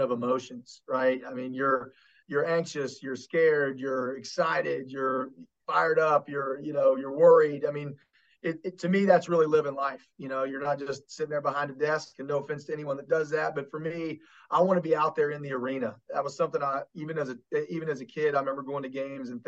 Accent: Kanawha Valley, West Virginia, United States; born or raised there

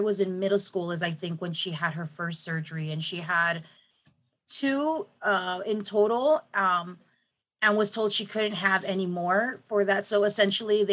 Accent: San Diego, California, United States; I grew up in Logan Heights.

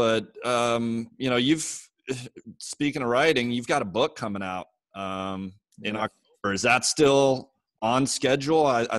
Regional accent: Seattle, Washington, United States; growing up in Seattle

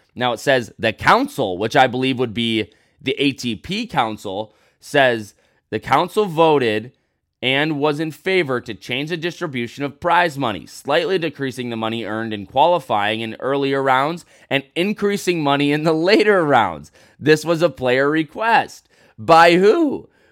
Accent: United States; I'm an American

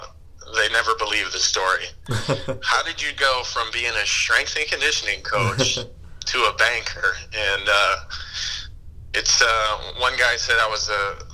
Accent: East Coast, United States; But yeah, I mean, I'm from the East Coast

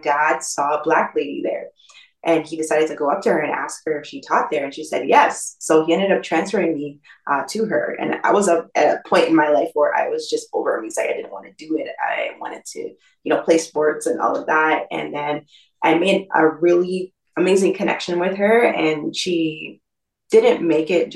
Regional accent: east of Toronto, Ontario, Canada; my parents moved east of the city. So I actually spent most of my years east of the city and grew up, went to school there.

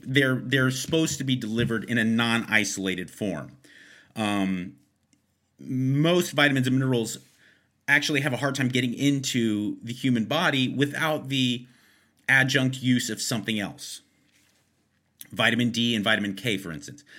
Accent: Los Angeles, California, United States; I'm born and raised in Los Angeles

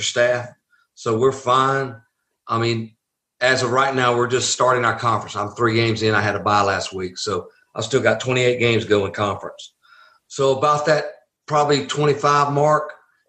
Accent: the South, United States; accent: Southern; I was a Southern boy.

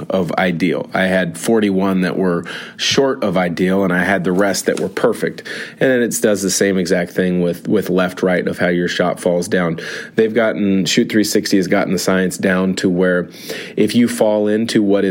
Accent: Spokane, Washington, United States; Spokane, my hometown

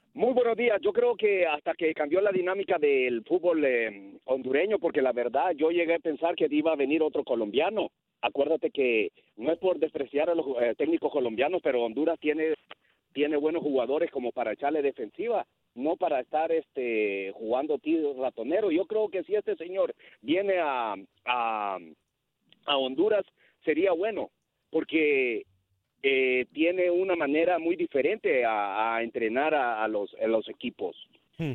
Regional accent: Mexico; Yo soy mexicano

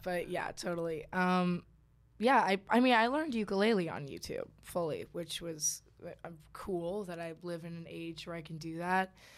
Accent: Suffern, New York, United States; also born or lived in Kansas; now in Georgia, United States; I've only ever known New York. Like, I don't have any memories of Kansas and I moved to New York

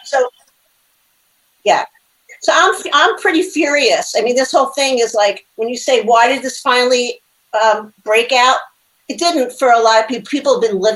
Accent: New York City, New York, United States; I was a little kid growing up in the Bronx, Manhattan

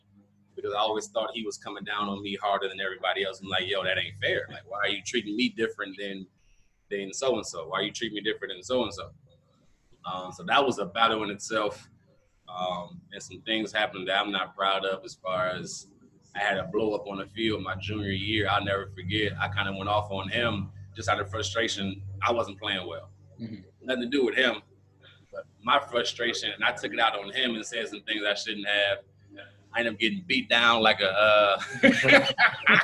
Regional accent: Cleveland, Ohio, United States; also born or lived in Kent, Ohio; Cleveland, Ohio, born and raised

